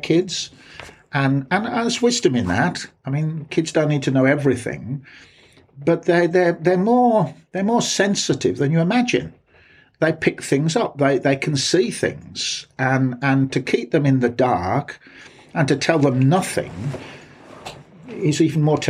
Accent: Birmingham, West Midlands, United Kingdom; accent: Brummy; moved away as an adult; also born or lived in West Country; now in Bath, United Kingdom; my accent is not classic Black Country, so I it's not like people in Dudley, but it's pretty Brummy.

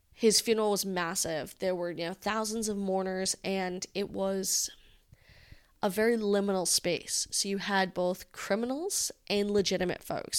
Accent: Rhode Island, United States; Rhode Island is a mafia-style town

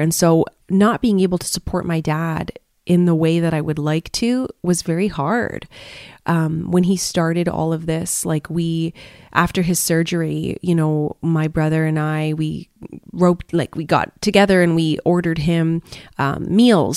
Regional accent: Canada; moved away as an adult; now in Malaysia; my home country of Canada

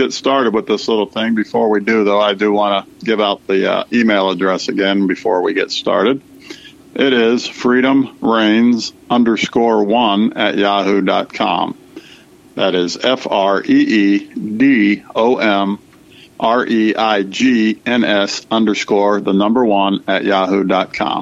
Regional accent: Dayton, Ohio, United States; now in Ohio, United States; back in my hometown

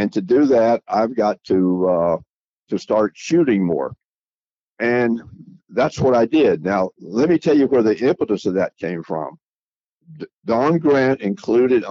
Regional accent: outside of Atlanta, Georgia, United States; I was born right outside of Atlanta, went to Georgia Tech

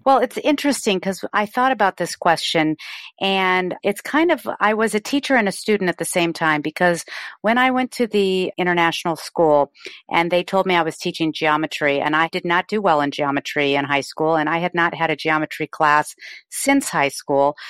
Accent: Colorado, United States; moved away as an adult; now in San Diego, United States; I grew up in Colorado and moved here in my thirties

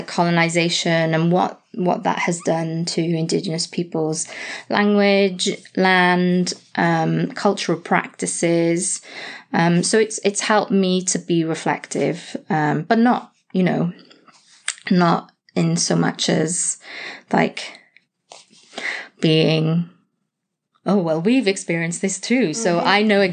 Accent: South Wales, United Kingdom; now in Canada; I'm from South Wales, and you get a really good sense of there is a Welsh and English divide.

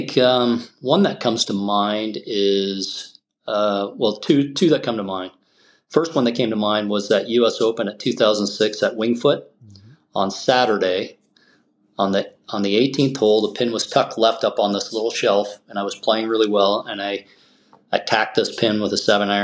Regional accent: Sarnia, Ontario, Canada; this year we opened in my hometown of Sarnia

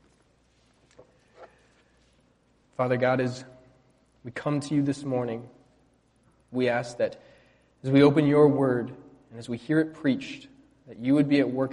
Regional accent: California, United States; now in Indiana, United States; growing up in California, we had black widows, poisonous spiders

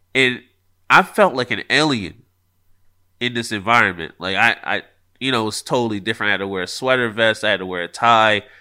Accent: Philadelphia, Pennsylvania, United States; I am from Philly

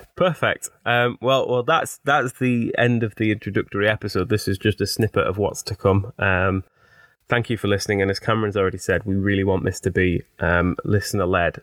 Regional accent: Teesside, North East England, United Kingdom; accent: Teesside; as you can probably hear from my accent, I'm, I'm a Teesside-er, born, bred, and proud.

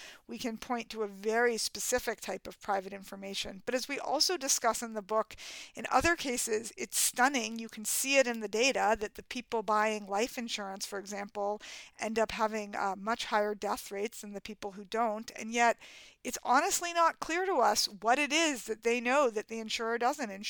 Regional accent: New York City, New York, United States; as a kid in growing up in Manhattan where no one drove

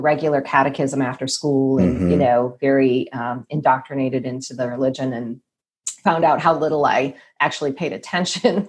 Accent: Detroit, Michigan, United States; I grew up in Detroit area

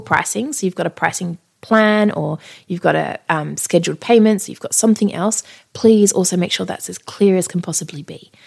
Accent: Australia; I'm Australian

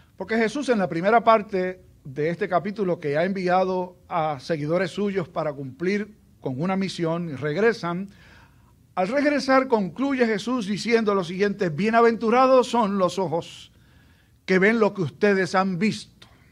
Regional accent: Aguadilla, Puerto Rico; Cuando yo me criaba, en el lugar donde yo me crié, allá en, en Aguadilla

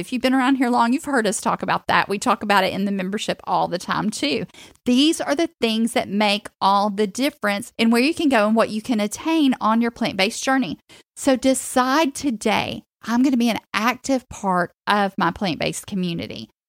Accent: Chattanooga, Tennessee, United States; moved away as an adult; now in Florida, United States; I grew up in Chattanooga

